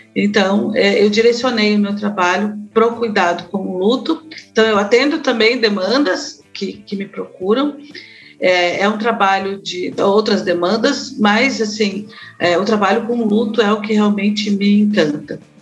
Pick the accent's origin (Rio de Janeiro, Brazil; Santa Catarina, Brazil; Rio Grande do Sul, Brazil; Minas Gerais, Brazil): Santa Catarina, Brazil; Florianópolis; now in Curitiba, Brazil; Éramos seis pessoas felizes até os meus 15 anos em Florianópolis. Eu fui para Florianópolis com quatro anos